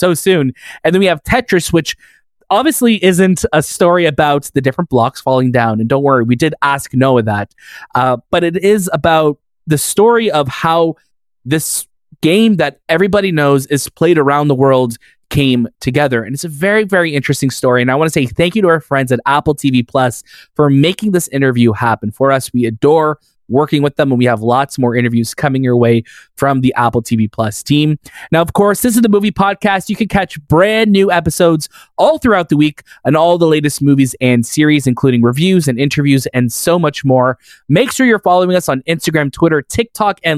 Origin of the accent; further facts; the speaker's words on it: Canada; we're proudly Canadian over here